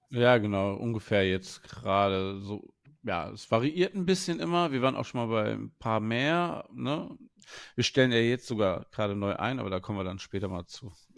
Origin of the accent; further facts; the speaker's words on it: Wuppertal, North Rhine-Westphalia, Germany; ich komme aus, ursprünglich aus Wuppertal